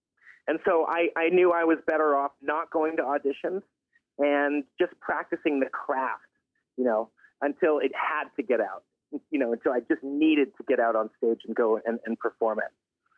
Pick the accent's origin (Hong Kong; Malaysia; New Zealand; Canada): Canada; Toronto, Ontario; also born or lived in Pine Ridge, United States / Los Angeles, United States / Vermont, United States; I was born in Pine Ridge, South Dakota, but I'm the son of a movie star, and she moved us around from L.A. to Vermont and finally to Toronto.